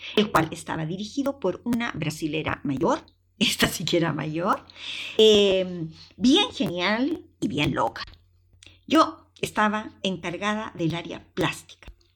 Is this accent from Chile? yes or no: yes; Chile; moved away as an adult; also born or lived in Valdivia, Chile / Viña del Mar, Chile / Madrid, Spain; la artesanía de mi país